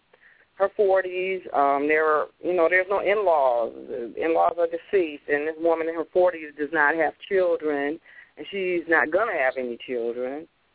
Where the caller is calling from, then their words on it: Detroit, Michigan, United States; I'm calling from Detroit.